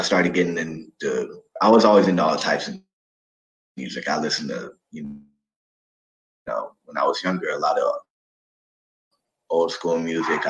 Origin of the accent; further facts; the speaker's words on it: Atlanta, Georgia, United States; now in California, United States; from Atlanta